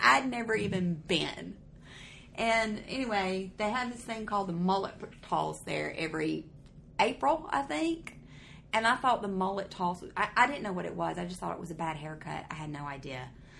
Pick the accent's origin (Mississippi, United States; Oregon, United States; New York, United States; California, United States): Mississippi, United States; Corinth; moved away as an adult; also born or lived in Florence, Alabama / Alabama; I got married in 2014, and I lived in Corinth, Mississippi. I was a little Mississippi girl.